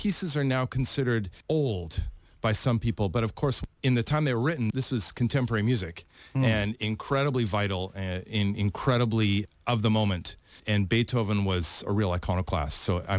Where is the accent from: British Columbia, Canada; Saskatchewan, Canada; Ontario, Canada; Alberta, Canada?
Saskatchewan, Canada; Saskatoon; also born or lived in Cleveland, Ohio; now in Auckland, New Zealand; I'm Canadian. I'm from a small city called Saskatoon in the province of Saskatchewan.